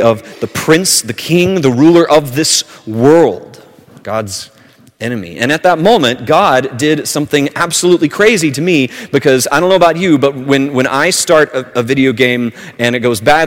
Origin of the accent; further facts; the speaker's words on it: southern Alabama, United States; where I grew up in southern Alabama